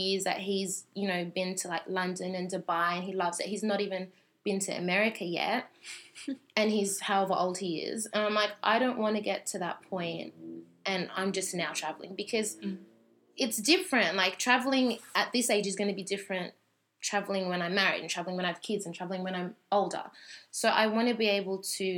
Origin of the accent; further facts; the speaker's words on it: Australia; growing up in Australia